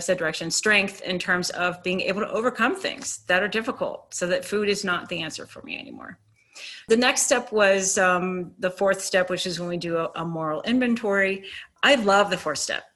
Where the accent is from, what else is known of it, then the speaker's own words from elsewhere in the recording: Virginia, United States; moved away; also born or lived in Boulder, Colorado; I was from Virginia